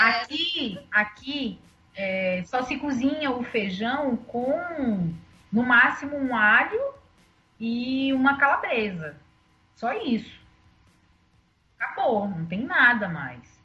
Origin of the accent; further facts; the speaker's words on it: Northeast Brazil, Brazil; Sou nordestina